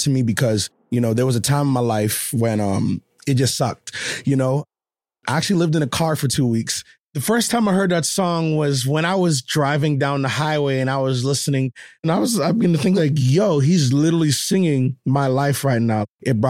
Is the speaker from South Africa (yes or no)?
no; Nassau, New Providence, Bahamas; now in United States; I am originally from Nassau, Bahamas. We actually lived in the poorest part of Nassau, Bahamas, which is a place called Camp Road. The way that I'm talking now, I had to learn how to talk like this. This is right here is my real accent.